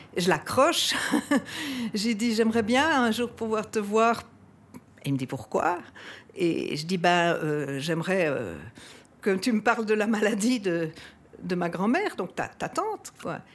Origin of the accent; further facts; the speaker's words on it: Brussels, Brussels-Capital Region, Belgium; J'ai 66 ans et j'ai toujours habité Bruxelles.